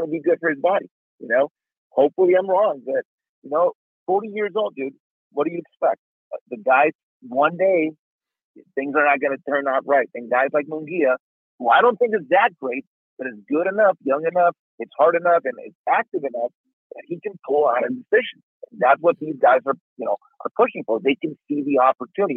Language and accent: English; Tijuana, Baja California, Mexico; moved away; I grew up in Tijuana, I have a lot of friends there